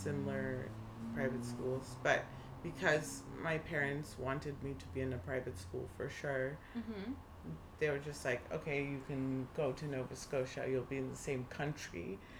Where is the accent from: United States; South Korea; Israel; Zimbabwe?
Zimbabwe; moved away; also born or lived in Zambia; I could only say stuff about Zimbabwe and that's where I grew up and it's my home.